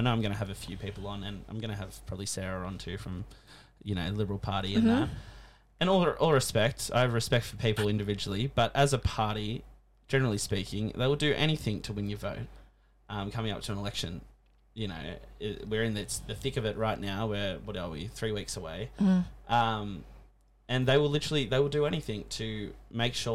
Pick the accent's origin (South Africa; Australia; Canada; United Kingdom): Australia